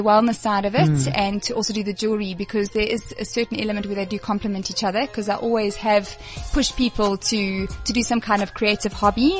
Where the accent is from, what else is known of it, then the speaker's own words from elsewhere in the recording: Durban, KwaZulu-Natal, South Africa; moved away as an adult; now in Johannesburg, South Africa; people can tell straight away I'm from Durban